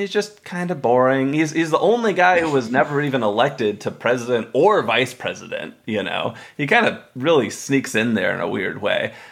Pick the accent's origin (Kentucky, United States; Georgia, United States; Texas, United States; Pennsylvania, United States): Texas, United States; I grew up in Texas